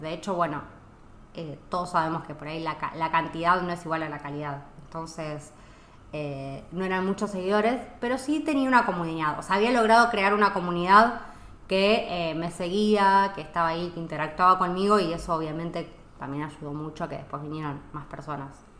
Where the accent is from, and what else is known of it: Argentina; moved away as an adult; also born or lived in Italy / Mexico / United States; now in Spain